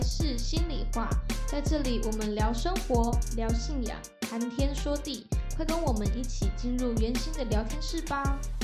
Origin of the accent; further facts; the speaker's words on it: Taichung, Taiwan; 我是台中人